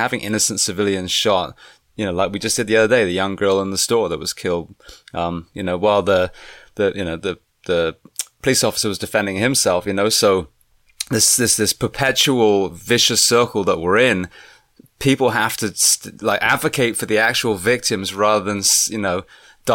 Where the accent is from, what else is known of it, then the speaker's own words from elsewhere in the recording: England, United Kingdom; now in United States; as an Englishman